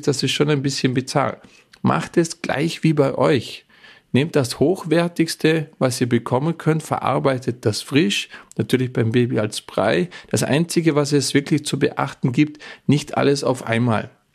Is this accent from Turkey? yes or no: no; Bregenz Forest, Vorarlberg, Austria; moved away; der Bregenzer Wald, wo ich herkomme, ist wahrscheinlich das Holzbauzentrum der Welt schlechthin